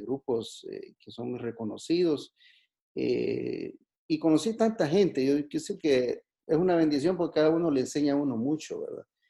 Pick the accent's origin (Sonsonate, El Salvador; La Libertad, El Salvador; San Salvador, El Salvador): Sonsonate, El Salvador; Juayúa; soy de Juayúa